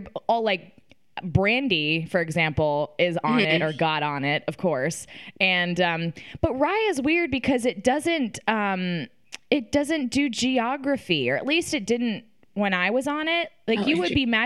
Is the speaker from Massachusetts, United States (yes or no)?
no; Austin, Texas, United States; I'm from Austin